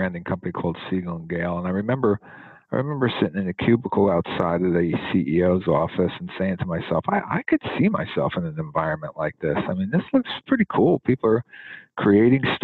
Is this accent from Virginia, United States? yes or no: no; Newark, New Jersey, United States; I was born and raised in Newark, New Jersey